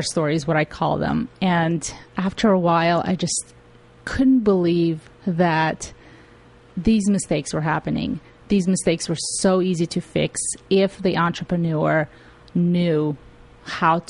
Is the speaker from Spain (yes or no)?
no; Tajikistan; also born or lived in Russia; now in United States; I came from Tajikistan, which is part of the former Soviet Union, and we didn't have technology there.